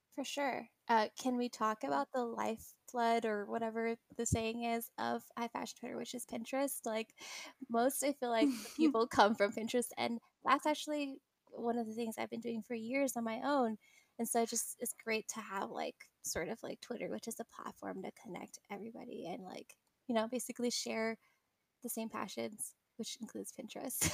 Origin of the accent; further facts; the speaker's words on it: California, United States; I'm from California